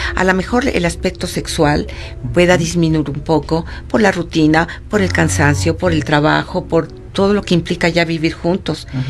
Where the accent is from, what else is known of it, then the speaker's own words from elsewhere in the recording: Mexico City, Mexico; moved away as an adult; now in San Luis Potosí, Mexico; soy originaria del Distrito Federal